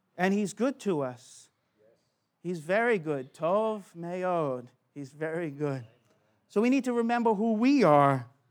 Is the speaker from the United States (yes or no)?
yes; United States; now in Australia; I'm from America